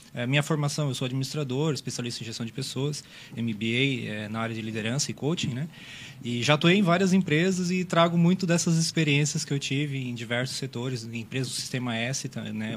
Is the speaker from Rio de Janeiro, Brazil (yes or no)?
no; Meleiro, Santa Catarina, Brazil; now in Criciúma, Brazil; eu sou natural do Meleiro, mas moro, moro aqui já há alguns anos